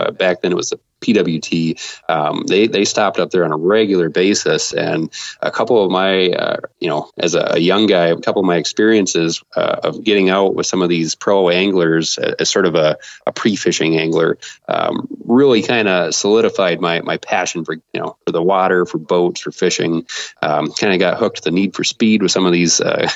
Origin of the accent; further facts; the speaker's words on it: Sault Ste. Marie, Michigan, United States; I'm from the Upper Peninsula of Michigan. Grew up on the East End over in Sault Ste. Marie